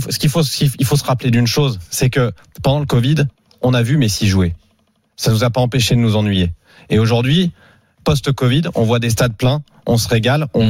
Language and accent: French; Saint-Étienne, Auvergne-Rhône-Alpes, France; Je viens de Saint-Etienne